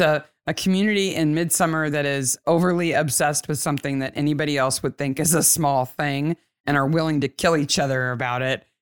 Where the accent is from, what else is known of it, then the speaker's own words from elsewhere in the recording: United States; I'm American